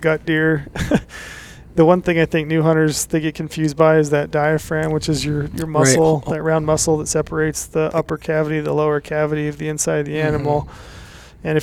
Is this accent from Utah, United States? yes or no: yes; Utah, United States; growing up in Utah, we did a lot of, you know, over-the-counter spike hunting